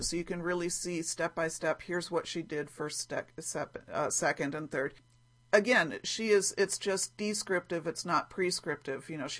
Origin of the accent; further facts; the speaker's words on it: Ohio, United States; I'm going to make an Ohio Star block because I grew up in Ohio, where my grandmother's house was in Ohio, and we used to visit.